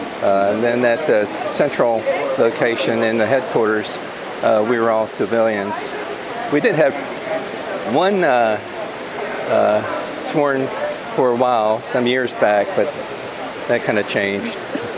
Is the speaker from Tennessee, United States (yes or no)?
yes; Nashville, Tennessee, United States; now in Thompson Station, United States; I guess I'm from Nashville, but I actually live in Thompson Station, just south of Nashville.